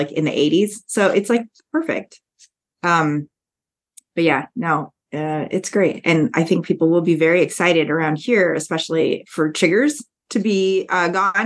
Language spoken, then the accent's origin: English; Canada; now in Nebraska, United States; I'm Canadian.